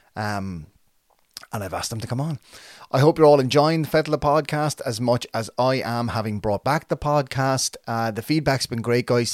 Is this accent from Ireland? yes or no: yes; Waterford, Munster, Ireland; I'm from Saint John's Park in Waterford. I moved out to the, a, a different area when I was about twelve